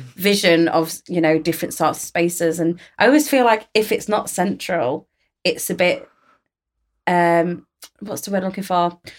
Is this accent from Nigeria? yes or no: no; United Kingdom; a British born Yemeni woman